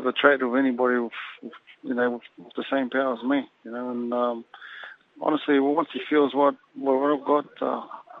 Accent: Samoa; I'm from that side, I'm from Samoa

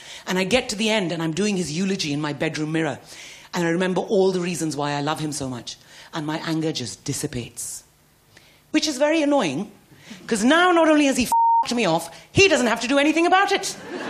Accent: England, United Kingdom; Because we're very English when we argue. It's all politeness and tea.

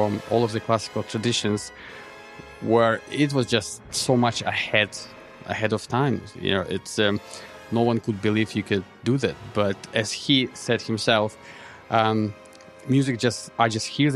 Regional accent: Ukraine; now in New Zealand; originally I came from Ukraine

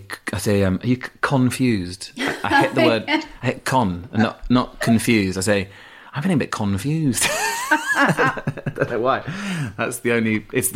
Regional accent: Yorkshire and the Humber, United Kingdom; accent: Yorkshire; I had an accent. I had a strong Yorkshire accent until I was about 11, 12, yeah.

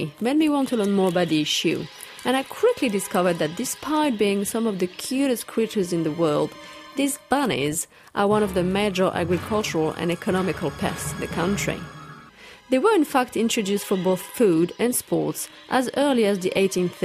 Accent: France; moved away as an adult; now in New Zealand; I'm from France

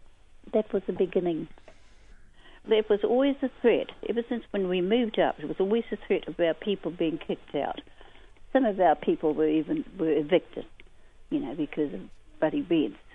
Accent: Auckland, New Zealand; I'm from Ngāti Whātua Ōrākei

